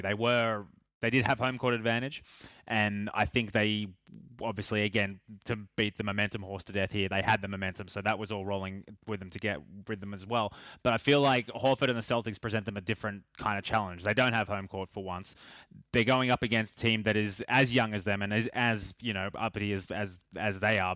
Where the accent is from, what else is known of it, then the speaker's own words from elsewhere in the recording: Australia; being from sort of my hometown